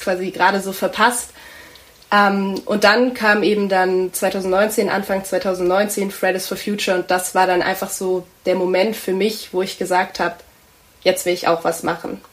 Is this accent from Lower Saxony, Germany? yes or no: no; Tübingen, Baden-Württemberg, Germany; ich bin auch in Tübingen aufgewachsen, hier zur Schule gegangen